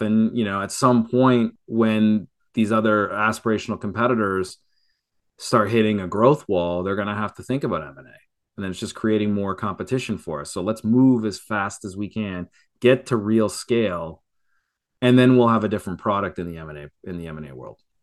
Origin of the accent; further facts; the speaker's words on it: Canada; now in Florida, United States; I'm a Canadian